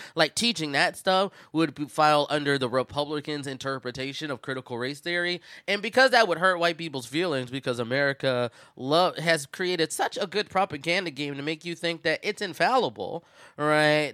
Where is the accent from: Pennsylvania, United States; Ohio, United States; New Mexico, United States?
Pennsylvania, United States; Philadelphia; I'm from Philadelphia